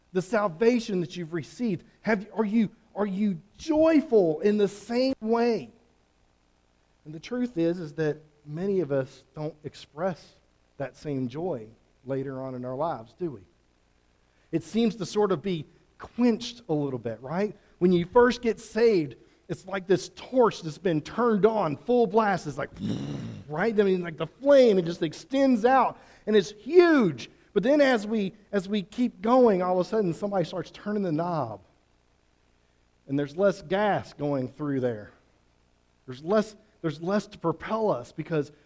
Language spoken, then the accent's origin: English; Fairdale, Oklahoma, United States; I grew up near Fairdale. I grew up Oklahoma and Fairdale